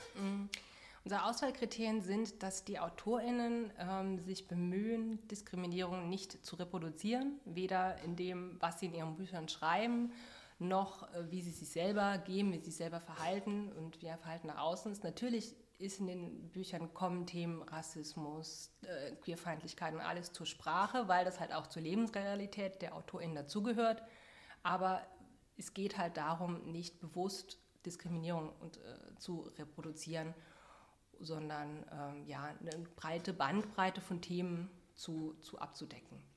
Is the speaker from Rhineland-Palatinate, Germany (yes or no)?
no; Saarland, Germany; moved away as an adult; now in Halle, Germany; bin im Saarland aufgewachsen, habe dort Danny äh, kennengelernt und ja, irgendwann dann mit meinem Ehemann hier nach Halle gezogen